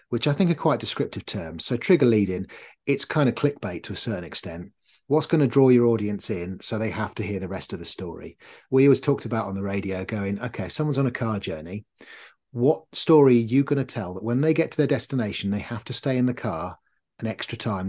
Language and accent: English; North Norfolk, East of England, United Kingdom; I grew up in North Norfolk, so, uh, on the beaches